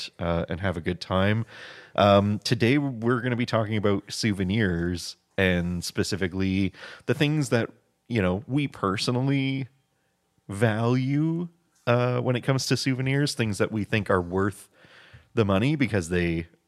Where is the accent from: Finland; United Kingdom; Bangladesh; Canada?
Canada; because we are Canadian and we have to bring stuff back